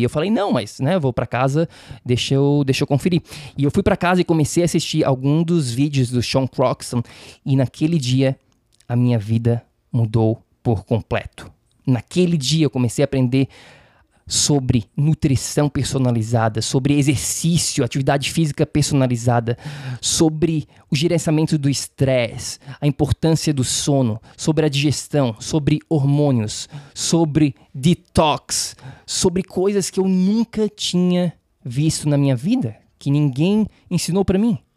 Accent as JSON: {"language": "Portuguese", "town": "Florianópolis", "region": "Santa Catarina", "country": "Brazil", "tie": "born or raised there", "also_born_or_lived": "San Diego", "accent": "manezês", "moved": "as an adult", "lives_now": "New York, United States", "said": "eu sou natural de Florianópolis, de Floripa, da Ilha da Magia, Manezinho, então o sotaque manezês vai fazer parte aqui do, do podcast também."}